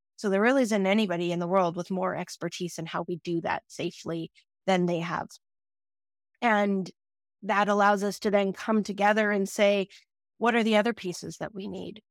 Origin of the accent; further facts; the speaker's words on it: Canada; As a Canadian